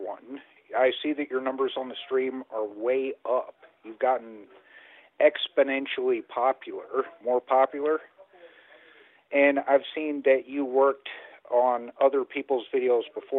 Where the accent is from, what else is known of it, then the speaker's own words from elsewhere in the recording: Alaska, United States; now in Fredericktown, United States; I was raised in Alaska, but I moved to Missouri.